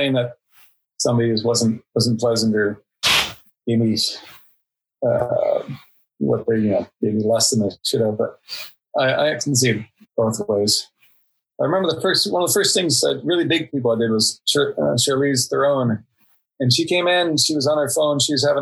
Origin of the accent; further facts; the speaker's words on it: Indiana, United States; moved away as an adult; also born or lived in Prague, Czech Republic / London, United Kingdom; I'm from Indiana and I worked for 10 years in Czech Republic and Prague and London